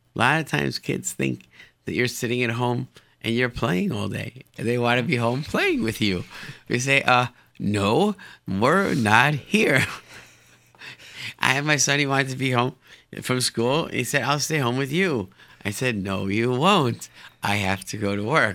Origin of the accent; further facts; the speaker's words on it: Rochester, New York, United States; moved away; grew up in Rochester, New York.